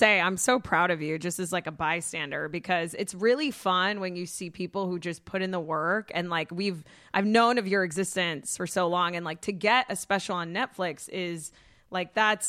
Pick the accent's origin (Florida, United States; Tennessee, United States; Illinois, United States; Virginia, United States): Florida, United States; Boca Raton; now in Los Angeles, United States; And then I'm from Boca, so yeah. I consider myself an honorary Jew.